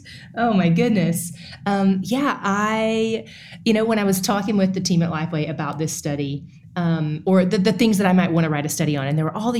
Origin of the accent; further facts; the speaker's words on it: East Tennessee, United States; now in Dallas, United States; I live in Dallas, Texas. I am from East Tennessee